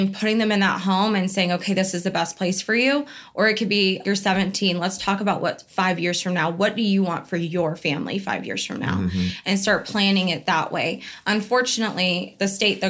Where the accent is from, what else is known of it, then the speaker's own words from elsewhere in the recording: Bandera, Texas, United States; I'm close to home. I'm from Bandera, cowboy capital of the world